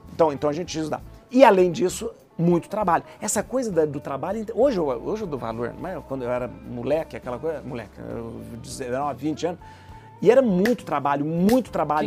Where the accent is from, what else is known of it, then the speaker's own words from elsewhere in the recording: interior of Minas Gerais, Brazil; Eu sou de uma cidade do interior de Minas, né?